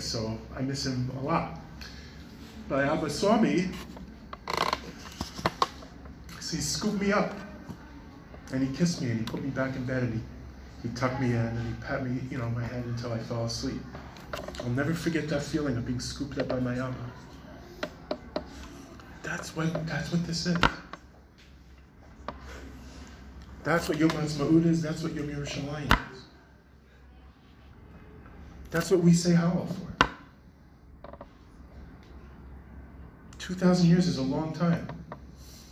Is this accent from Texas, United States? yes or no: no; New York City, New York, United States; when I was a little kid, I grew up in Brooklyn, New York